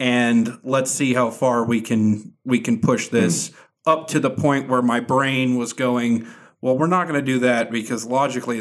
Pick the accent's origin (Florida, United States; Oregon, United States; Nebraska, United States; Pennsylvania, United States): Florida, United States; also born or lived in Venezuela; I grew up in Florida